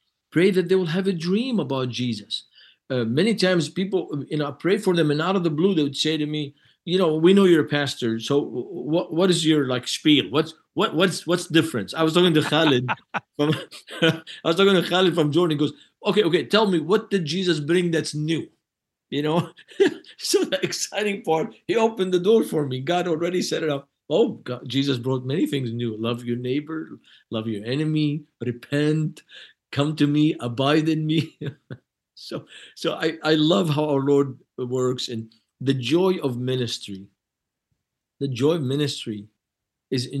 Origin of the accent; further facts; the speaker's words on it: Lebanon; now in United States; I'm from Lebanon, but I'm not Moroccan.